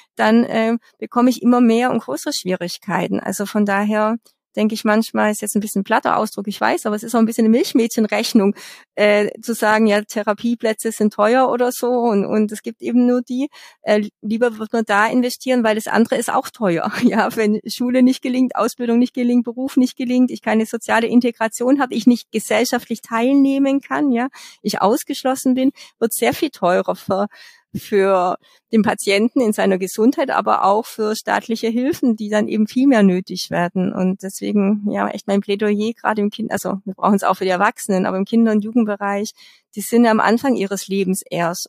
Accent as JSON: {"language": "German", "region": "Bavaria", "country": "Germany", "said": "bei uns in Bayern"}